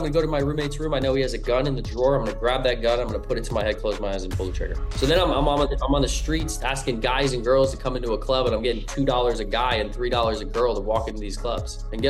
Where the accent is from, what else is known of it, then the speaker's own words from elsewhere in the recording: King of Prussia, Pennsylvania, United States; also born or lived in Salisbury, Maryland; Yeah, so I was born in Salisbury, Maryland. I stayed there for about 2 or 3 years, and then I soon moved to King of Prussia, Pennsylvania.